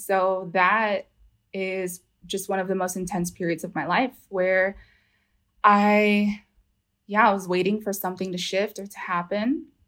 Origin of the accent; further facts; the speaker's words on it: Houston, Texas, United States; I'm calling from Houston, Texas. I'm born from here